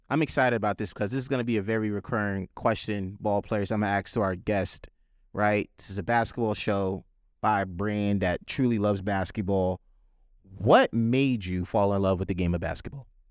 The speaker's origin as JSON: {"language": "English", "town": "White Plains", "region": "New York", "country": "United States", "tie": "born or raised there", "said": "I'm a native New Yorker. I've been here my entire life"}